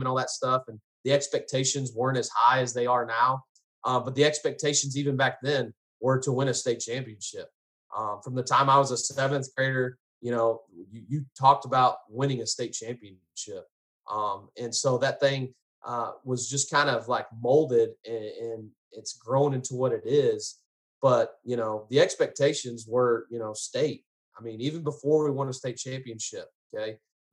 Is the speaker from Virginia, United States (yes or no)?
no; Garland, Texas, United States; also born or lived in Allen, Texas; I grew up in Garland